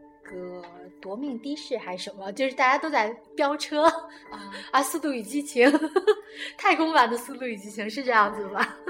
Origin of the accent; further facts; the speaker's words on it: China; 嗯，这也让我们中国人感觉看片子的时候，